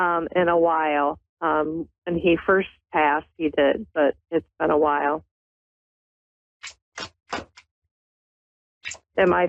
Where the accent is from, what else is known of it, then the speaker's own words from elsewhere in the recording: New York, United States; also born or lived in Cleveland, Ohio; I'm from where they're getting all the snow, the 3 feet of snow in New York